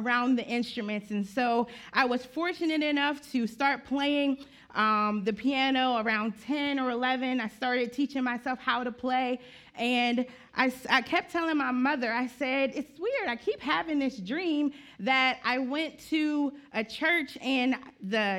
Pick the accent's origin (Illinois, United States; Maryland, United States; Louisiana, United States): Maryland, United States; Graysonville; I was born and raised in Graysonville, Maryland